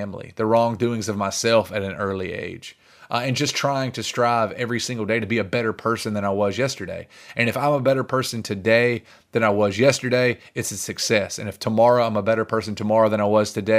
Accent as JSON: {"language": "English", "region": "the South", "country": "United States", "said": "as Southerners"}